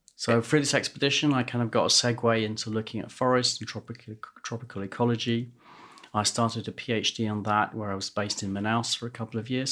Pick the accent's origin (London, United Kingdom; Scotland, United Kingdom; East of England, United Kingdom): London, United Kingdom; I was born in London and grew up in London